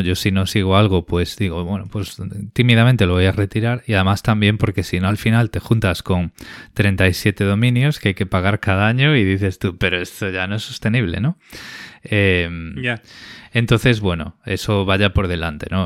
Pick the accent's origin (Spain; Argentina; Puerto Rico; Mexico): Spain; moved away as an adult; now in Australia; conservando la española